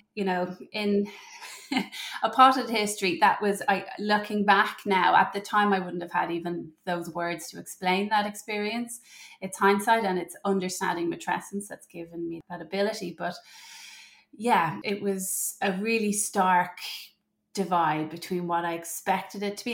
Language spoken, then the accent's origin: English; Ireland; moved away as an adult; also born or lived in Germany; I'm from Ireland, and we moved back to Ireland while I was pregnant with my third